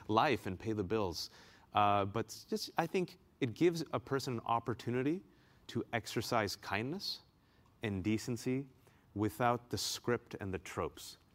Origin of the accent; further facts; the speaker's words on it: Bay Area, California, United States; now in Washington, D.C., United States; I'm originally from the Bay Area